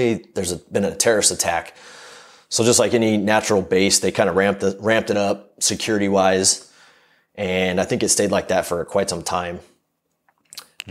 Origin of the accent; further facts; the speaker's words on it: Southern California, United States; I'm from Southern California